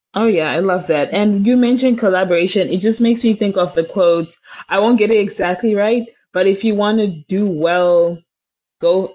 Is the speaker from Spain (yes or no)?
no; Zimbabwe; moved away; we come from Zimbabwe where there's lots of struggle, economic hardships